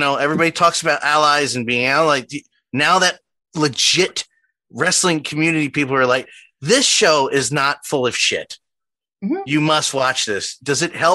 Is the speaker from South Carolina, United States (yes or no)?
no; Philadelphia, Pennsylvania, United States; accent: Philly; My Philly accent came out so hard right there